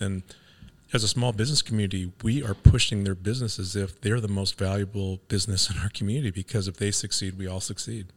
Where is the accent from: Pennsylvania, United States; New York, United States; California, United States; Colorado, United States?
California, United States; Los Angeles; moved away as an adult; I grew up in Venice, California